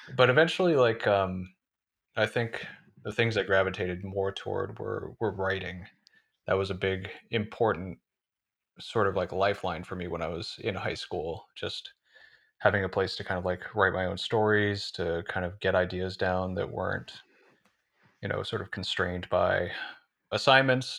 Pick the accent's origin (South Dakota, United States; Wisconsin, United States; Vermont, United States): Vermont, United States; northern; moved away as an adult; now in Somerville, United States; I'm from northern Vermont originally, from a pretty rural part of a pretty rural state, and, uh, yeah, spent the first eighteen years of my life there